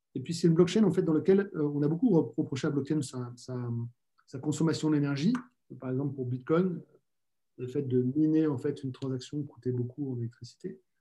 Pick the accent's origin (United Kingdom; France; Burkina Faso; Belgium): France; chez nous en France